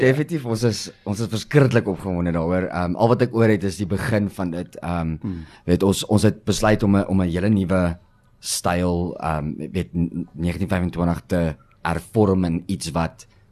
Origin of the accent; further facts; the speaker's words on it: Pretoria, Gauteng, South Africa; moved away as an adult; now in Cape Town, South Africa; ons ons is oorspronklik van Pretoria af, Sensio